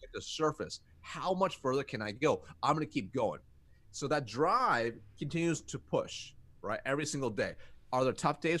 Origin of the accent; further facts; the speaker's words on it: United States; I was born in America